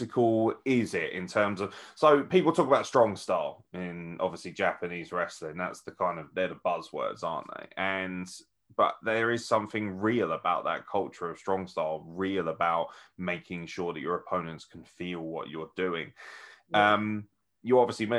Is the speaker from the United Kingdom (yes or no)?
yes; United Kingdom; we're British